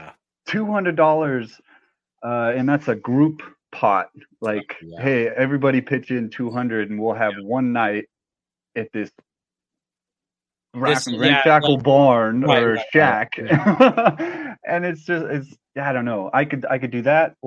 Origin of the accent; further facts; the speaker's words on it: Truckee, California, United States; Growing up in the Lake Tahoe, Truckee area, being mountains, lakes